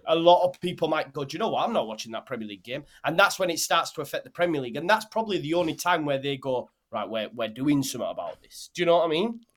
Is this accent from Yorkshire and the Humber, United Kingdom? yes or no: yes; Halifax, Yorkshire and the Humber, United Kingdom; We stayed in Bolton, Burnley and Halifax, which was my hometown